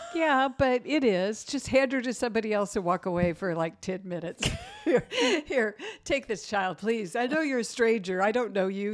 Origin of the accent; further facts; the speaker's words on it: United States; us as American Christians